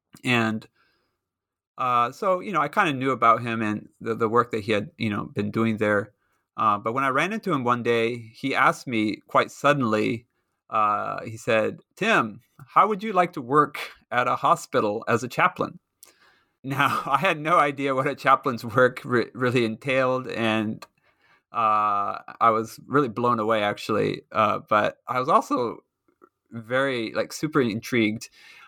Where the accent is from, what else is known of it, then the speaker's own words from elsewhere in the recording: Japan; But growing up in Japan, of course, I learned to speak Japanese.